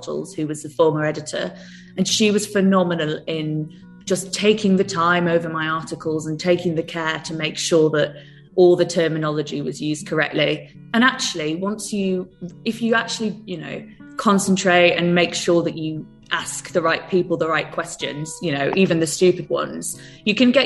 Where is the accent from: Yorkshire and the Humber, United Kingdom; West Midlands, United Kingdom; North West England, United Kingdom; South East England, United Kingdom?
Yorkshire and the Humber, United Kingdom; Whitby; moved away; also born or lived in Amsterdam; I was born in Whitby, which is a small town in the northeast coast of England